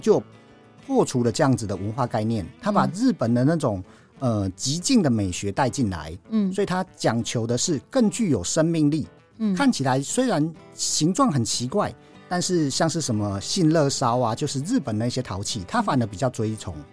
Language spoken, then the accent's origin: Chinese; Taiwan; 我们台湾人